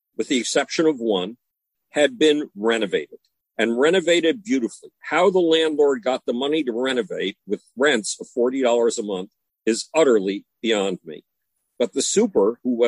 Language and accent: English; Buffalo, New York, United States; moved away as an adult; Growing up in Buffalo, New York, I couldn't relate to anybody in my own hometown